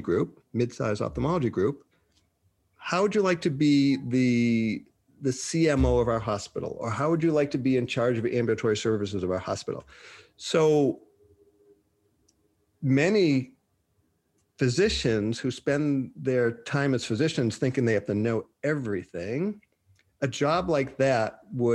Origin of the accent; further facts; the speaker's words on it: Boston, Massachusetts, United States; moved away; also born or lived in Minnesota; I'm from Boston